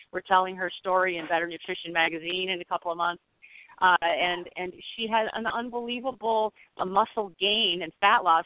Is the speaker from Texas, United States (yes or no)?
no; St. Joseph, Michigan, United States; my hometown in St. Joseph, Michigan